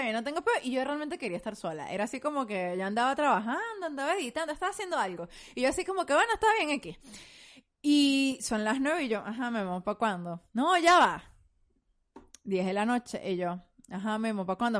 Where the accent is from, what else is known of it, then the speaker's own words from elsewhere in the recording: Venezuela; moved away; nosotros como venezolanos venimos de un país bien homofóbico.